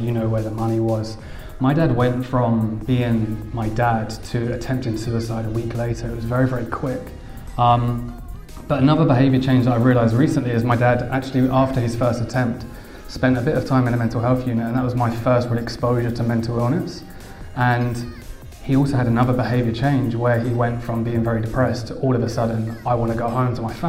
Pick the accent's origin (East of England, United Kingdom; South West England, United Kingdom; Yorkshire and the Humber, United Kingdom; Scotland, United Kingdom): East of England, United Kingdom; Essex; I'm from Essex